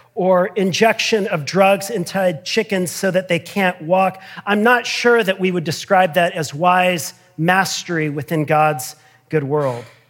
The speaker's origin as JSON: {"language": "English", "country": "United States", "said": "I'm trained and habituated as an American"}